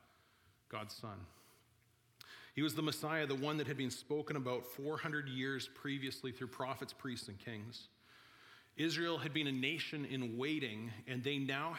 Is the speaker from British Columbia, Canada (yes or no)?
yes; Vernon, British Columbia, Canada; I'm from Vernon in the Okanagan